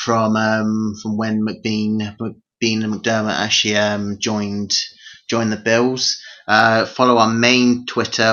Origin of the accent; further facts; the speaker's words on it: United Kingdom; being British